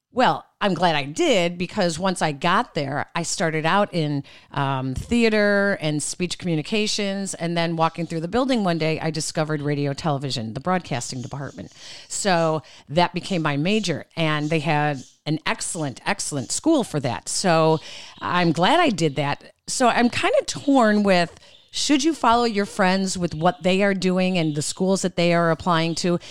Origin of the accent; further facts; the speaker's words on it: Chicago, Illinois, United States; we're from Chicago, and in Chicago